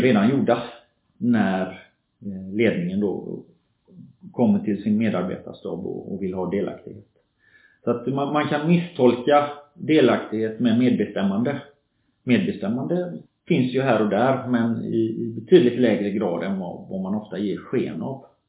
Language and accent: Swedish; Gothenburg, Västra Götaland, Sweden; moved away as an adult; also born or lived in Norway; kommer jag från Göteborg, uppväxt i förorten kan man säga, Kortedala Bergsjön, förortsområde i Göteborg.